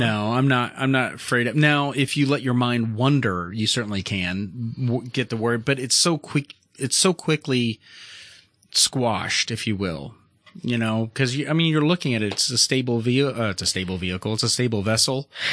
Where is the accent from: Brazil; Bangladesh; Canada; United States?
Canada; I come from Canada